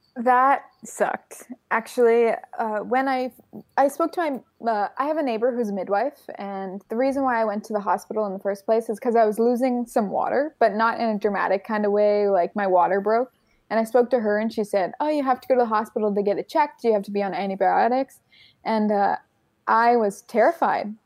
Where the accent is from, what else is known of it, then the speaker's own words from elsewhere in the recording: Canada; now in France; I am Canadian.